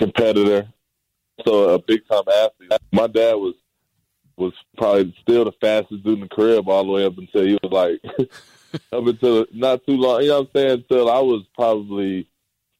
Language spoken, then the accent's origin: English; Dallas, Texas, United States; The Mavs was my hometown team